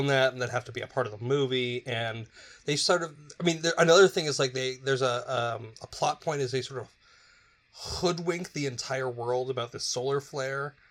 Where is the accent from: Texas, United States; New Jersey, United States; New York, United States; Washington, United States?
Washington, United States; Seattle; the city of Seattle is misrepresented, my hometown